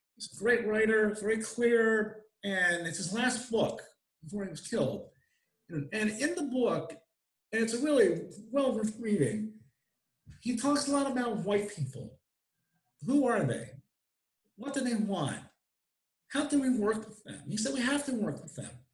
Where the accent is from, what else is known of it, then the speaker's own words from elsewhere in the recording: Albany, New York, United States; I grew up in Albany, which is a very old city, Albany, New York